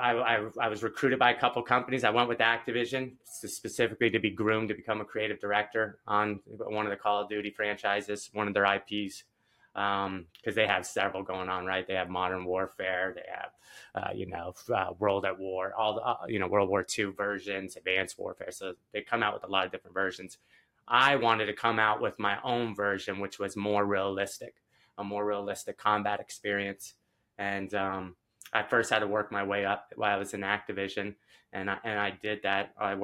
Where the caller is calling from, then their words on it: St. Augustine, Florida, United States; also born or lived in Albany; I'm in St. Augustine, Florida, right outside Jacksonville, more near Jacksonville. Yeah, that's where I'm calling in from.